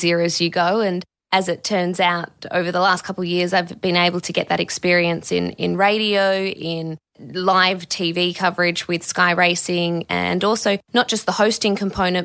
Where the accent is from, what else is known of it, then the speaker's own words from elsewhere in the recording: Perth, Western Australia, Australia; in Perth, my hometown